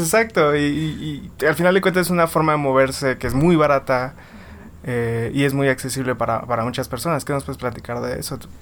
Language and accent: Spanish; Villahermosa, Tabasco, Mexico; Yo soy de, de Villahermosa y en Villahermosa es súper caótico